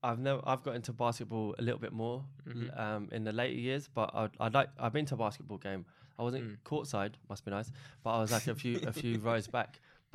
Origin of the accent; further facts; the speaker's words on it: Ireland; I'm Irish, but I follow Republic of Ireland, but I also follow England.